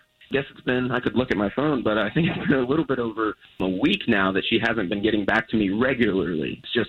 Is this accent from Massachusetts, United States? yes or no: no; Casselberry, Florida, United States; I was giving a shout out to my hometown.